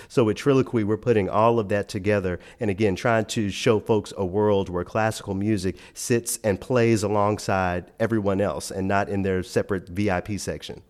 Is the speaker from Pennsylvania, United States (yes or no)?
no; Memphis, Tennessee, United States; moved away; my hometown of Memphis